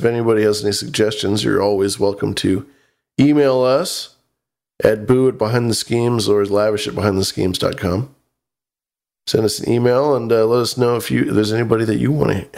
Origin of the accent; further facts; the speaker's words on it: California, United States; as a Californian.